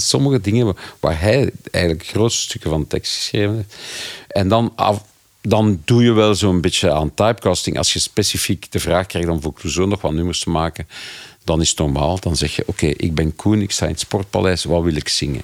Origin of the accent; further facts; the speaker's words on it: Flanders, Belgium; als Belgen of Vlaming